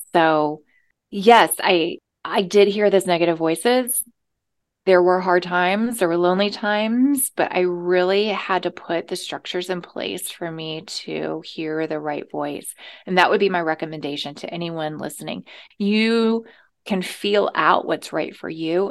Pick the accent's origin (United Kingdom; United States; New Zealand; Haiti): United States; the South; moved away; I came from the South